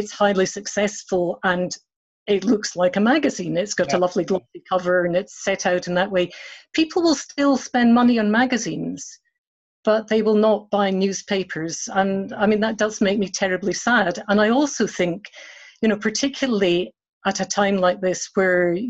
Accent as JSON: {"language": "English", "town": "Edinburgh", "region": "Scotland", "country": "United Kingdom", "tie": "born or raised there", "said": "I grew up in Marchmont Road in Edinburgh"}